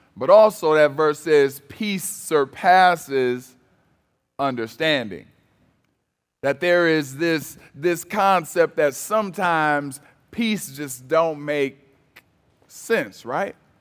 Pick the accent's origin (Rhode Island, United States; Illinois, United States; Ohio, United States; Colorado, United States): Ohio, United States; Cleveland; moved away; also born or lived in Michigan; I'm originally from Cleveland, Ohio